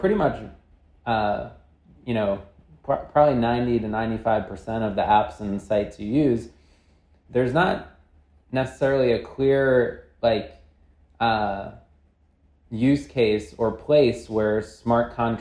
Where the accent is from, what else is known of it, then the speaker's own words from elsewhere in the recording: New York, United States; by background, I'm from New York